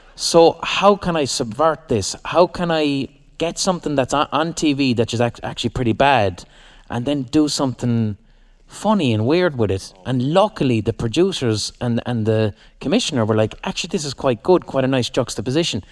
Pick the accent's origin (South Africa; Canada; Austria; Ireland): Ireland; Limerick, Munster; we're from Limerick and we're not gangsters